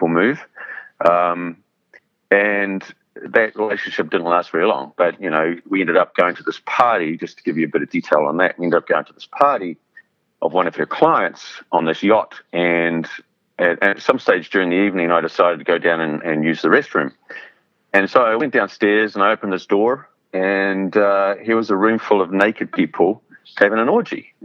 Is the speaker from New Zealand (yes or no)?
yes; New Zealand; moved away as an adult; also born or lived in London; I grew up in New Zealand, which is a long way from anywhere